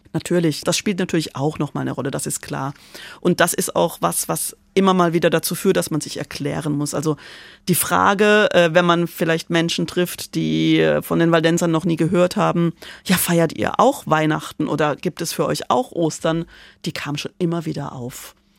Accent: Karlsruhe, Baden-Württemberg, Germany; moved away as an adult; also born or lived in Prali, Italy / Milan, Italy; ich bin in Karlsruhe groß geworden

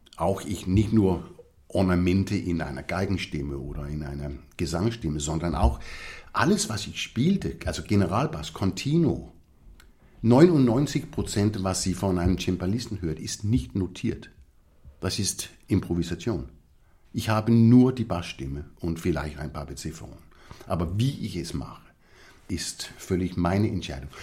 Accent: Copenhagen, Capital Region of Denmark, Denmark; German is a second language; moved away as an adult; also born or lived in Esbjerg, Denmark / Innsbruck, Austria / Munich, Germany / London, United Kingdom; als ich vier war, sind wir nach Kopenhagen übersiedelt. Und das war eigentlich meine Basis, mhm. mein ganzes Leben

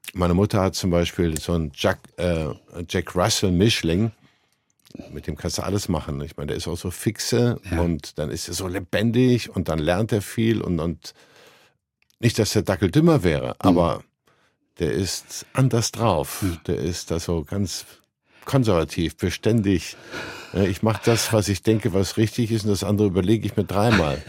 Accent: Cologne, North Rhine-Westphalia, Germany; Ich komme ja aus Köln, wie man jetzt hört

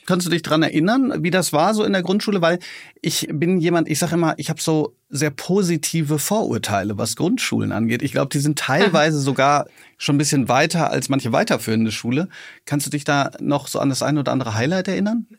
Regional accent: Hagen, North Rhine-Westphalia, Germany; moved away; meine alte Heimat Hagen

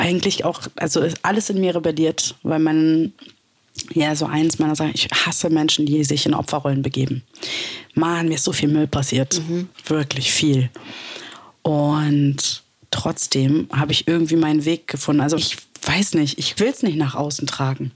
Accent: Berlin, Germany; Ich bin Berlinerin. Ich bin hier geboren und aufgewachsen.

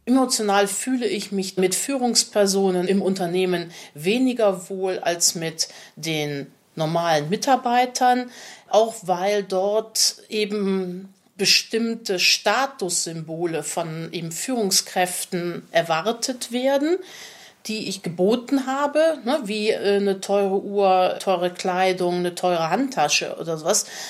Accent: Cologne, North Rhine-Westphalia, Germany; accent: rheinischer Singsang (Rhineland/Cologne); Ich spreche kein Kölsch, aber man hört natürlich den rheinischen Singsang

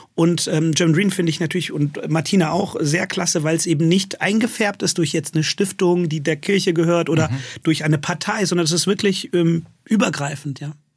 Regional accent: Königswinter, North Rhine-Westphalia, Germany; also born or lived in London; ich bin auch in Königswinter aufgewachsen

